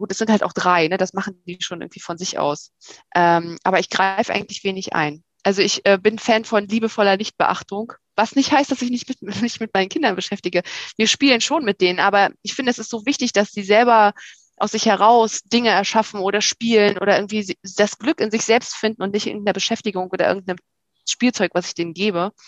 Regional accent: Rostock, Mecklenburg-Vorpommern, Germany; moved away as an adult; also born or lived in Berlin; Also ich komme aus Rostock-Evershagen, Plattenbausiedlung in der Nähe von Rostock-Lichtenhagen

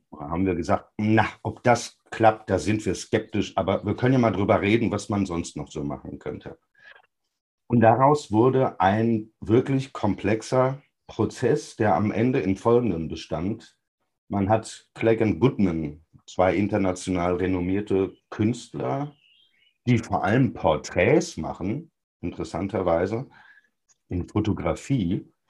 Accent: North Rhine-Westphalia, Germany; Meine Heimatstadt im Sauerland war früher eine belebte Fußgängerzone, heute gibt es da gar nichts mehr.

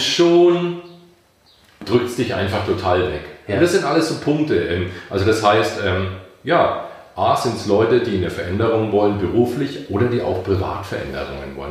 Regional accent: Bamberg, Bavaria, Germany; now in Bayreuth, Germany; Ich bin äh, stamm aus Bamberg, lebe in Bayreuth

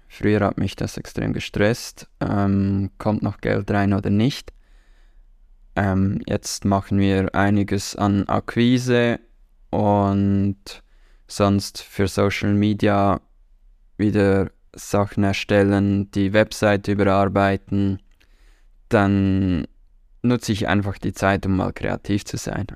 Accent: Switzerland; Wir haben nicht viele Traditionen in der Schweiz

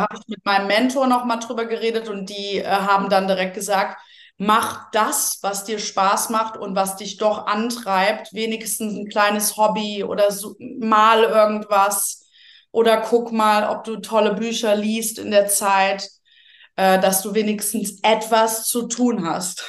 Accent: Rhineland, Germany; moved away; ich so eine Frohnatur bin, auch aus dem Rheinland ursprünglich

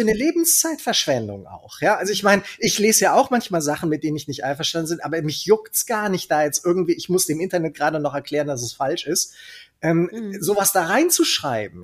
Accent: Cologne, North Rhine-Westphalia, Germany; accent: Kölsch; also born or lived in Nuremberg; ich bin komplett sozialisiert und aufgewachsen in Köln

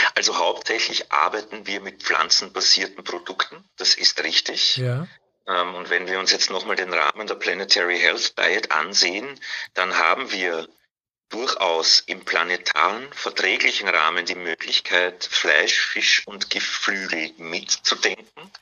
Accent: Vienna, Austria; accent: Austrian; moved away as an adult; also born or lived in Hamburg; now in Berlin, Germany; Wien, genau, ich bin, bin in Wien geboren und aufgewachsen

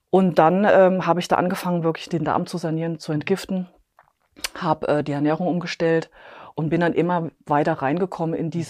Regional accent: Bavaria, Germany; ich komme aus äh, Klonn, das ist bei München.

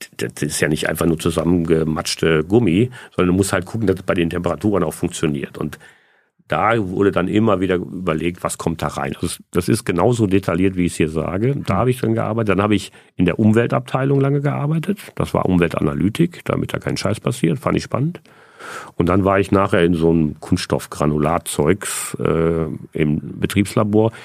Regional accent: Essen, North Rhine-Westphalia, Germany; Ich bin in Essen-Stehle geboren und in Essen-Überruhr aufgewachsen

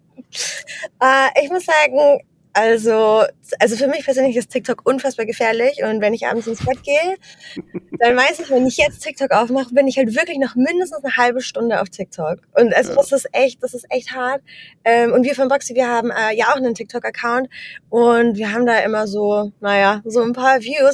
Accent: Germany; moved away as an adult; also born or lived in Amsterdam, Netherlands; now in Vienna, Austria; Also ich komme aus Deutschland, arbeite mittlerweile remote für ein finnisches Tech-Startup und wohne jetzt mittlerweile in Wien

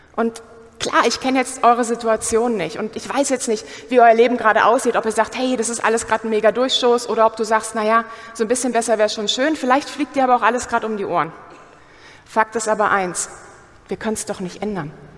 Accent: Germany; Wir sind doch Deutsche.

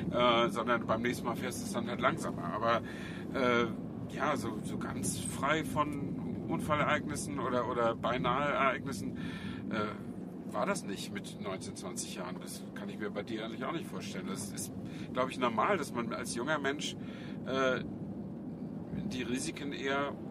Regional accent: Flensburg, Schleswig-Holstein, Germany; ich stamme ja aus Flensburg äh, und in den, die Flensburger Förde war in meiner Jugend auch ein, zweimal zugefroren

